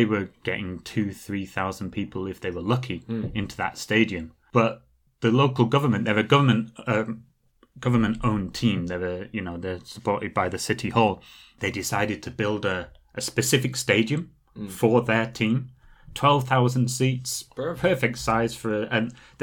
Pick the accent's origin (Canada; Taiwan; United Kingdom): United Kingdom; Clitheroe, North West England; now in South Korea; my hometown is a bit outside Blackburn, about 20 minutes